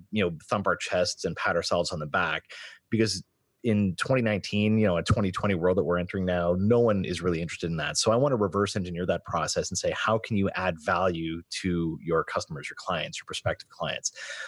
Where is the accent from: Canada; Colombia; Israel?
Canada; Sault Ste. Marie, Ontario; I'm from Sault Ste. Marie originally, and I gravitated to that part of the world very, very early.